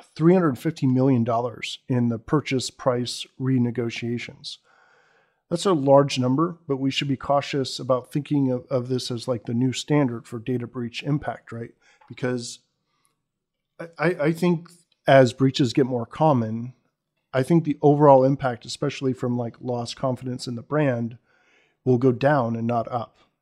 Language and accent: English; Bay Area, California, United States; I grew up in the Bay Area, in, if, in fact, right across the Dumbarton from where Sun was